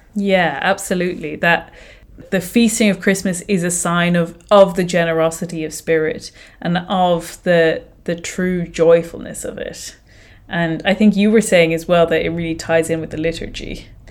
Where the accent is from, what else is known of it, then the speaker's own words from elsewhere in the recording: Ireland; I am Irish